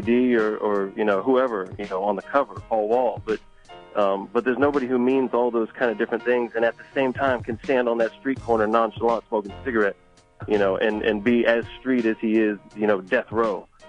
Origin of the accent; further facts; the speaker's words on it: Galveston, Texas, United States; also born or lived in Houston; I'm from Galveston